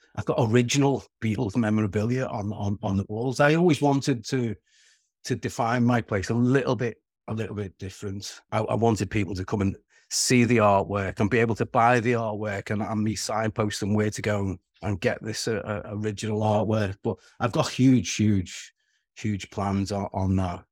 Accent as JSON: {"language": "English", "area": "Wirral", "region": "North West England", "country": "United Kingdom", "accent": "Scouse (plastic Scouser)", "said": "I'm a Scouser, but regardless of the plastic Scouser, because we live two and a half miles away from Liverpool city centre, but, um, we're, we're, we're in a small peninsula called the Wirral."}